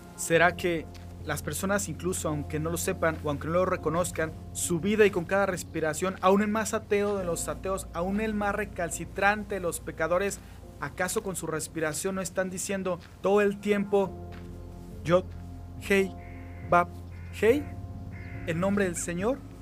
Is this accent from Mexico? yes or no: yes; Mexico; now in Mexico City, Mexico; Vivo en la Ciudad de México